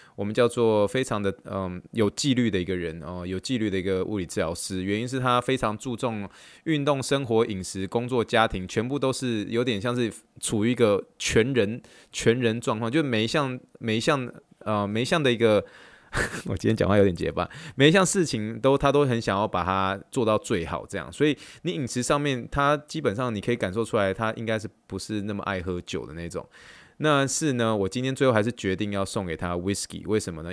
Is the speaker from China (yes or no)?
no; Taiwan; moved away as an adult; now in Texas, United States; 以台湾土生土长，土生土长的一个，呃，就台湾人